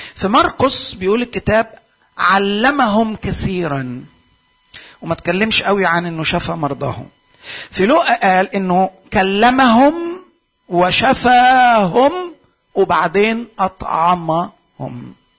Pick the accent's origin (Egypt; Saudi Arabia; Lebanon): Egypt; عندنا في مصر